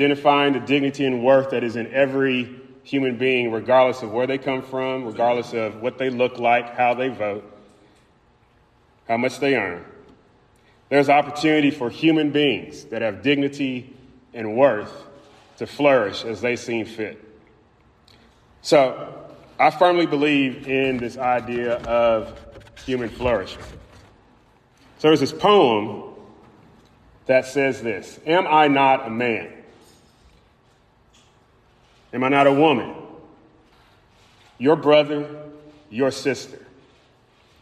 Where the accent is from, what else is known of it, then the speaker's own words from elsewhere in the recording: Louisville, Kentucky, United States; I was born in Louisville, Kentucky.